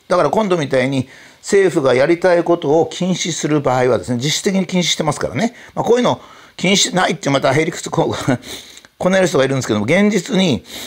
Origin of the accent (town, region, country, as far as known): Japan